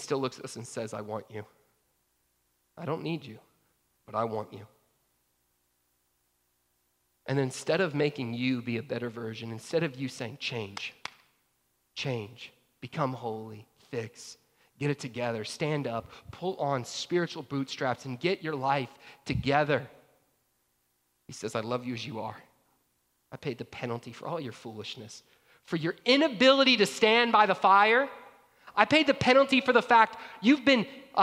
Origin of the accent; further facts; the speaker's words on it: Georgia, United States; I grew up in Georgia